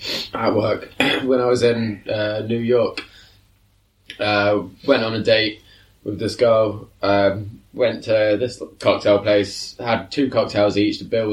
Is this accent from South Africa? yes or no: no; England, United Kingdom; I'm English.